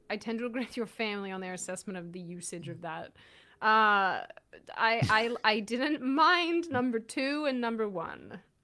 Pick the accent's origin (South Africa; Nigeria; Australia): Australia; moved away; also born or lived in Auckland